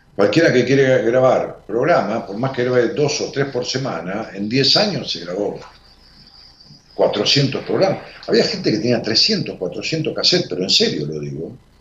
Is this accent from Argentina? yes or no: yes; Buenos Aires Province, Argentina; now in Buenos Aires, Argentina; No soy porteño, vivo en Capital, pero nací en el Gran Buenos Aires y viví toda mi vida en, la provincia de Buenos Aires